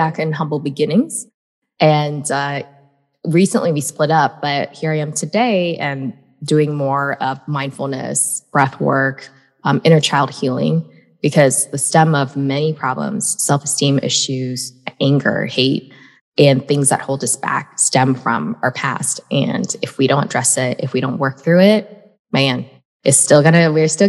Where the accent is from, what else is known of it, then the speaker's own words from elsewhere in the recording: United States; I was born in America